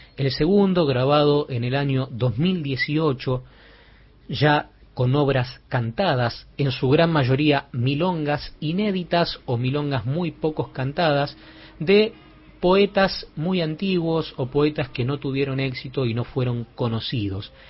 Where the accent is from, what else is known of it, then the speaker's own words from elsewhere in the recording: Buenos Aires, Argentina; Nacido en el barrio porteño de Pompeya